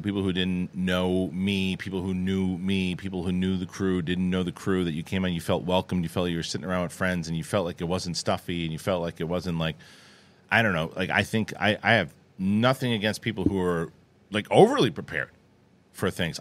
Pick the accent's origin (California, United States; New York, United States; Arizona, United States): New York, United States; It's my hometown.